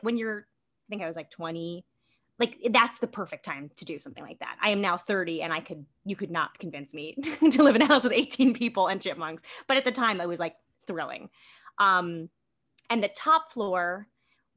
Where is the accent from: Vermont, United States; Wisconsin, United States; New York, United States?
New York, United States; New York City; I grew up in New York City. I'm born and bred New York City.